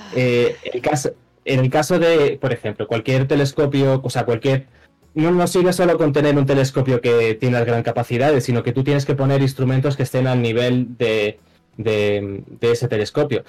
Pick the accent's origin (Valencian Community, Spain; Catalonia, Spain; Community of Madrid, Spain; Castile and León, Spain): Community of Madrid, Spain; Madrid; soy de Madrid